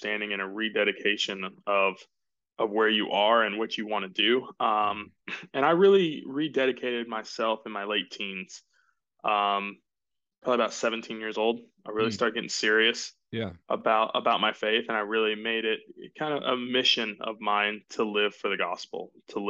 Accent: Jacksonville, Florida, United States; moved away as an adult; now in Greenville, United States; I grew up in Jacksonville, Florida.

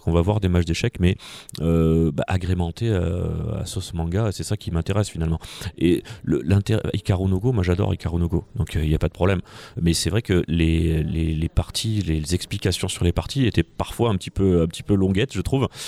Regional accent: France; en tant que petit français dans mon coin

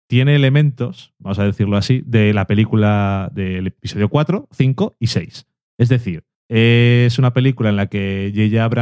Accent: Burgos, Castile and León, Spain; Es que yo soy de aquí de Burgos.

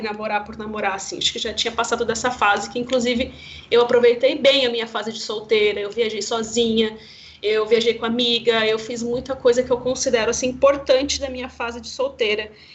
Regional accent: Campo Grande, Mato Grosso do Sul, Brazil; lá em Campo Grande, Mato Grosso do Sul, que é minha cidade natal

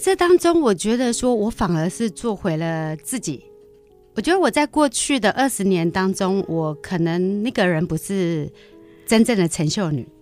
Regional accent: Zhubei, Hsinchu County, Taiwan; 我本来就是竹北长大的孩子

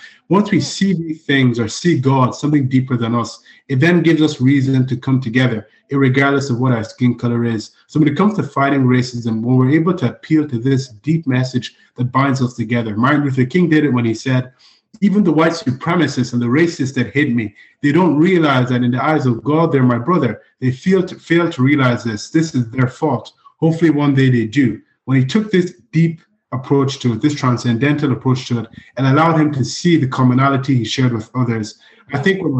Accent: Nigeria; now in Ireland; Even in Nigeria, the tribalism that exists there, my home country, the civil war was fought in the 70s because the tribes had differences about the nature of the country

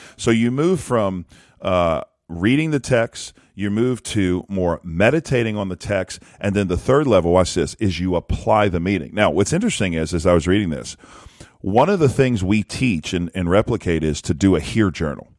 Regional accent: South Louisiana, United States; I'm from South Louisiana. We ate fish all the time, and we love seafood.

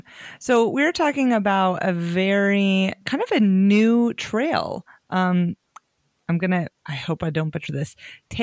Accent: United States; as an American, I don't know when I'm going to get to go to New Zealand

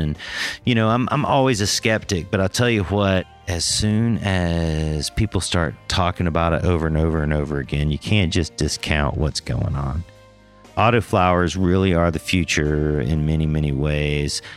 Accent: Northern California, United States; also born or lived in Georgia; I grew up mostly in Northern California

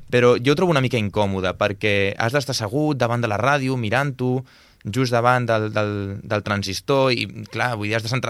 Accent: Sort, Catalonia, Spain; born there; first language sign language; Catalan is a second language; jo vaig néixer a Sort, com has comentat

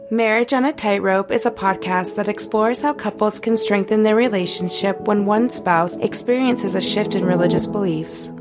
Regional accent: Utah, United States; I grew up here in Utah

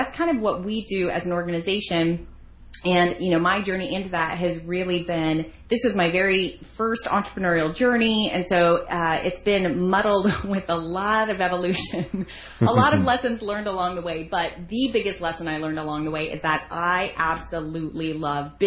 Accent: Arizona, United States; moved away as an adult; now in Florida, United States; I was raised in Arizona amongst a family of eight

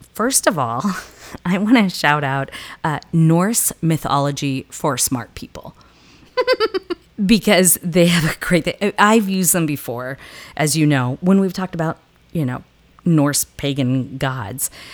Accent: southern US, United States; accent: southern; moved away; my southern accent

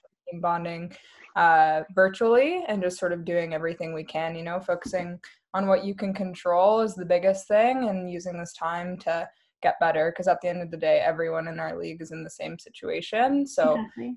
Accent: Vancouver, British Columbia, Canada; moved away as an adult; now in Kingston, Canada; I'm from Vancouver, BC originally

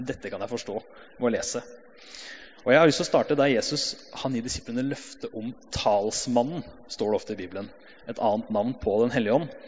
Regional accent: Hamar, Innlandet, Norway; Jeg har vokst opp i pinsemenighet på Hamar sammen med flere her.

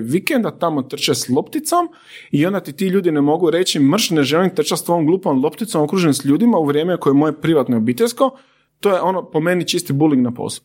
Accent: Zadar, Zadar County, Croatia; ja sam iz Zadra

